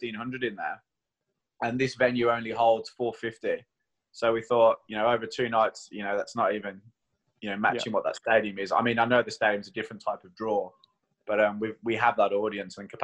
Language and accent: English; United Kingdom; now in Queenstown, New Zealand; I'm British